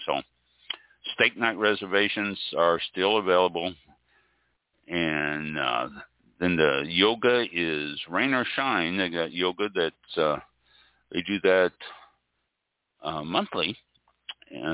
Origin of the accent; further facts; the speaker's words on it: Midwest, United States; also born or lived in Quy Nhon, Vietnam; now in Florida, United States; I grew up in the Midwest.